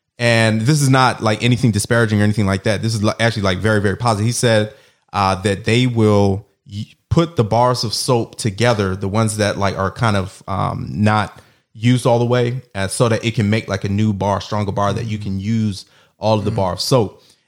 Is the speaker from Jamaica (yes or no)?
yes; Jamaica; For all the Jamaicans out there, I'm Jamaican.